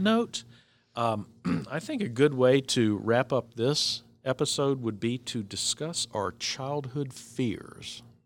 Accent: Virginia Beach, Virginia, United States; growing up in Virginia Beach

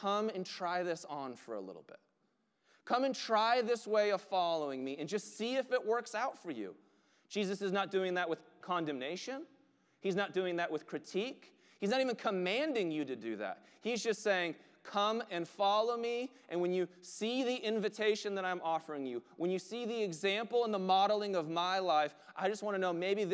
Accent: United States; we are Western American Christians

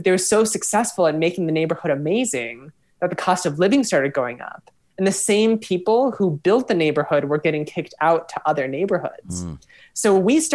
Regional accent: Minneapolis, Minnesota, United States; I'm from Minneapolis, spent 10 years away, came back

